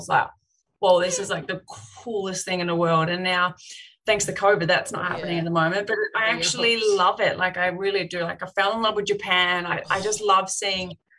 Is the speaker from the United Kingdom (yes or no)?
no; Broadmeadows, Victoria, Australia; I'm from Bromillos